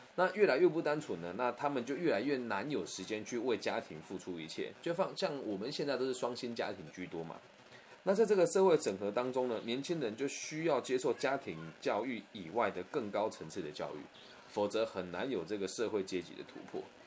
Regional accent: Taiwan; 小时候在台湾读书

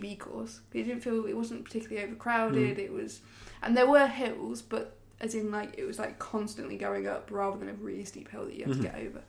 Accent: Leicester, East Midlands, United Kingdom; I am from the Eastern Midlands, and there's not much going on in Leicester.

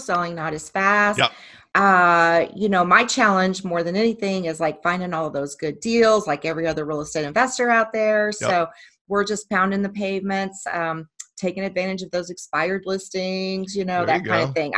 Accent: Midwest, United States; also born or lived in Phoenix, Arizona; now in Dallas-Fort Worth, United States; we're both from the Midwest

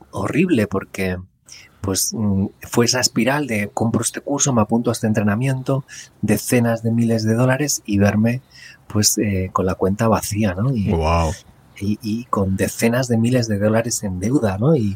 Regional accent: Madrid, Community of Madrid, Spain; moved away; also born or lived in California, United States; nací en Madrid. Lo que pasa que, que bueno, a los años me fui a vivir a, Estados Unidos. Estuve en California viviendo. Y fue una experiencia increíble. y, ahora pues vuelvo a vivir aquí en Madrid.

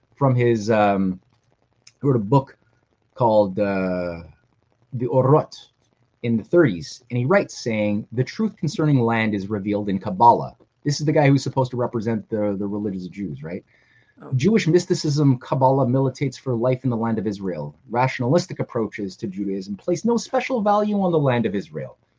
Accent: Canada; I'm a Canadian writer.

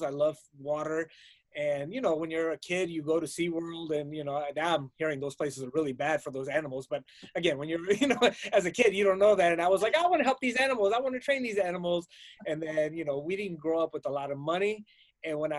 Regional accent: Los Angeles, California, United States; also born or lived in Pakistan; now in Boston, United States; Left when I was 6 months old, and been in L.A.

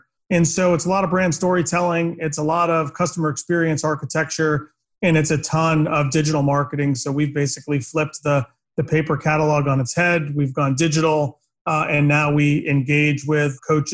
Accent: Boston, Massachusetts, United States; I grew up in Boston

